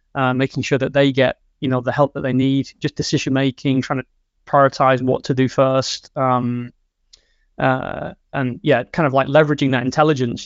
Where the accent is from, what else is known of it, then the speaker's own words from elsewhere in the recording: England, United Kingdom; moved away as an adult; now in Sweden; I am from England. I've been living in Sweden for seven years now.